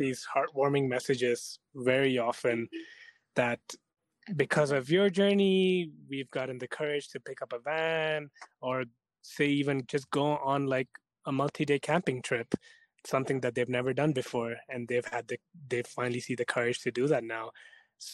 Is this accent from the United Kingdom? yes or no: no; India; now in Canada; we're from India.